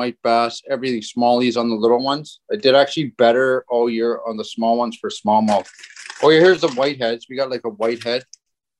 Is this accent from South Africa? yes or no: no; Ontario, Canada; we're not from Winnipeg. We're from Ontario